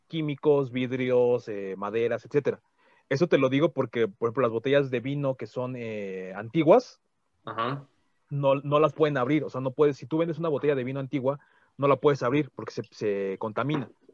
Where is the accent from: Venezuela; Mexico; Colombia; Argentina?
Mexico; somos mexicanos